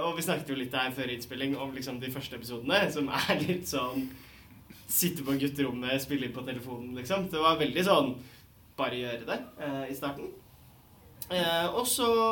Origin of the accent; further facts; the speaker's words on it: Bærum, Akershus, Norway; Jeg er jo også fra Bærum